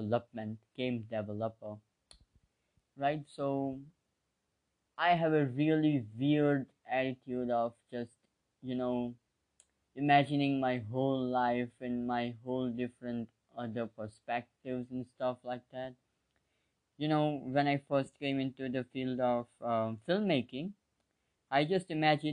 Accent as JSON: {"language": "English", "country": "India", "said": "I'm 17, I'm from India, I live in India, I'm an Indian citizen."}